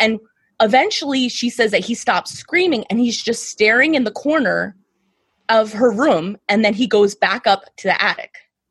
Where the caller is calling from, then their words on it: Harrisburg, Pennsylvania, United States; Pennsylvania, Harrisburg.